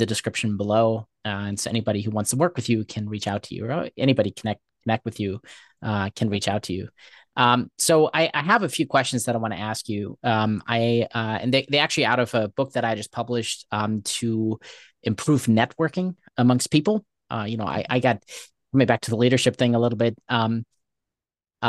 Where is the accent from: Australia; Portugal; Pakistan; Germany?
Germany; moved away; I grew up in Germany.